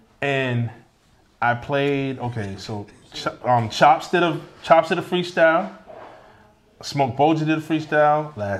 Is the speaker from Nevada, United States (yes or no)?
no; Boston, Massachusetts, United States; we're from Dorchester, we're from Roxbury, from Mattapan.